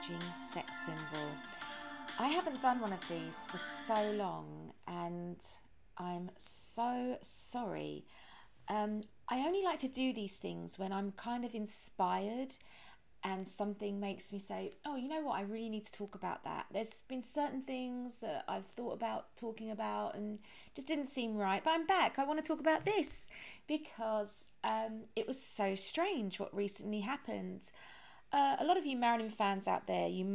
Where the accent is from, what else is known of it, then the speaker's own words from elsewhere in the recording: London, United Kingdom; accent: British; also born or lived in United States; being British and living in London and grew up in London